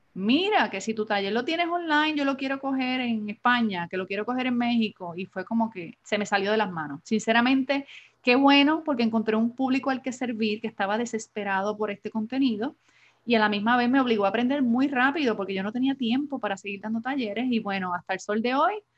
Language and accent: Spanish; Adjuntas, Puerto Rico; now in San Juan, Puerto Rico; soy puertorriqueña, natural del pueblo de Adjuntas en Puerto Rico. Llevo más de 25 años casi en San Juan, Puerto Rico, radicada en San Juan